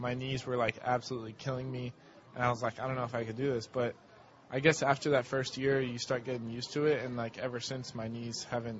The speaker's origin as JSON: {"language": "English", "town": "Pembroke Pines", "region": "Florida", "country": "United States", "tie": "born or raised there"}